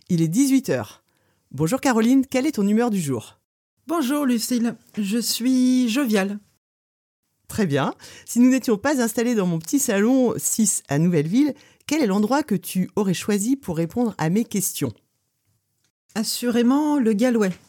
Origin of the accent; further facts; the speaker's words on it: Beaupréau-en-Mauges, Pays de la Loire, France; also born or lived in Toulon / Djibouti / Brest; now in Lorient, France; je suis née à Beaupréau, en Mauges. Donc, c'est une petite ville euh, donc dans le Maine-et-Loire